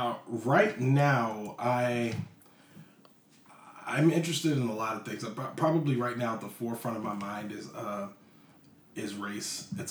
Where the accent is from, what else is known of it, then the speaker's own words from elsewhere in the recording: Virginia, United States; also born or lived in Germany / New Jersey / Hawaii / California; I am from here. Okay, so my parents were military, and I was born in Germany. And then from Germany, I went to New Jersey, and then Hawaii, and then California. But I got to Virginia.